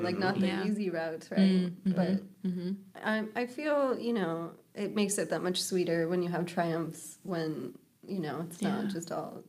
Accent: Montana, United States; moved away as an adult; now in Kauai, United States; growing up in Montana where, I don't know, people are always working really hard

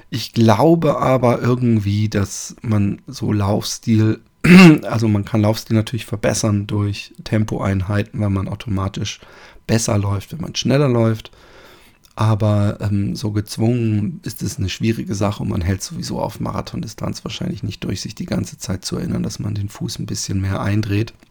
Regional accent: Baden-Württemberg, Germany; riecht es in meiner Heimat im schönen Baden-Württemberg anders, wenn man da über die Felder läuft.

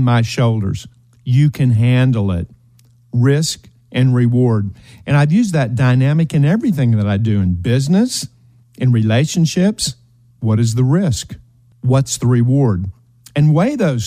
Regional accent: eastern Kentucky, United States; We were raised in Appalachia, the hills of Kentucky, eastern Kentucky

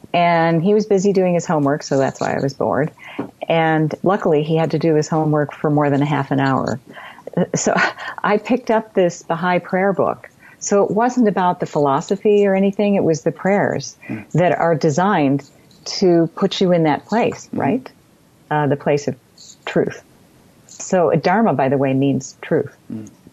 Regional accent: United States; being an American

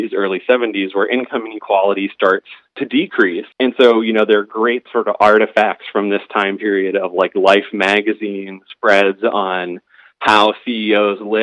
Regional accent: Youngstown, Ohio, United States; I'm from Youngstown, Ohio, and big steel producing center, classic Rust Belt town

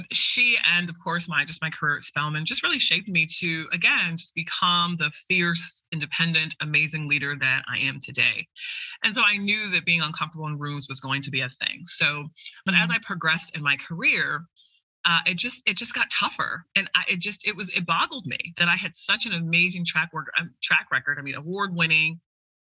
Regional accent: Jamaica; I'm Jamaican.

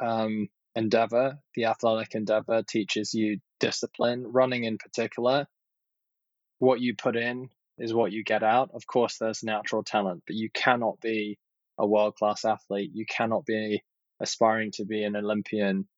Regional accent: London, United Kingdom; moved away as an adult; now in United States; I grew up in Southwest London, actually, in, you know, living above a retail store

